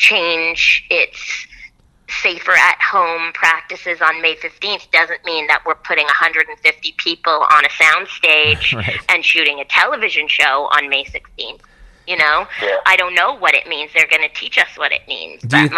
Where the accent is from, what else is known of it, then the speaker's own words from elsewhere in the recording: Toronto, Ontario, Canada; moved away as an adult; also born or lived in Puerto Rico; now in Los Angeles, United States; as a Canadian, when I moved here and I started going to the doctor in the States